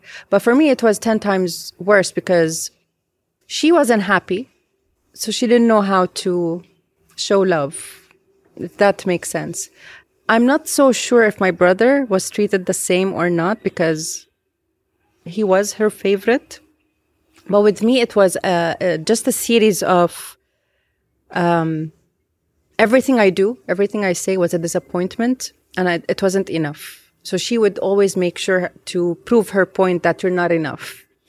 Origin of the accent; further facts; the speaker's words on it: Beirut, Beirut Governorate, Lebanon; because I was raised here in Beirut.